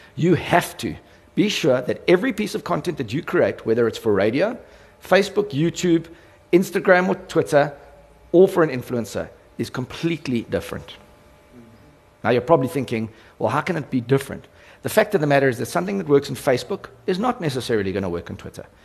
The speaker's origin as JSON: {"language": "English", "country": "South Africa", "said": "my role as a South African"}